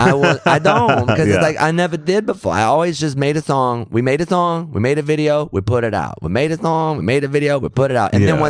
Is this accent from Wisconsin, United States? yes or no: no; Austin, Texas, United States; moved away as an adult; I'm from Austin because that's where I was born.